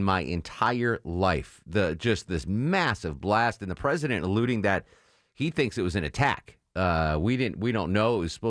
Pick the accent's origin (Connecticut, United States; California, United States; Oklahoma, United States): Connecticut, United States; Where I grew up in Connecticut there was a large Lebanese population in my town.